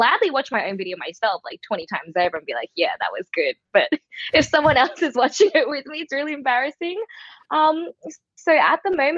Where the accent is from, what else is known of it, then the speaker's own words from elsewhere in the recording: Melbourne, Victoria, Australia; also born or lived in Shanghai; So I was born and raised in Melbourne. I'm a Chinese-born Australian, so I speak Mandarin and Shanghainese, and ever since I grew up, I always kind of maintained that culture at home.